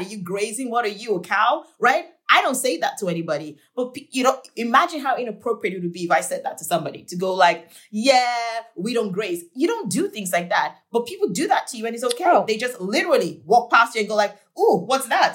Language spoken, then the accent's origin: English; Nigeria; now in United States; I'm from Nigeria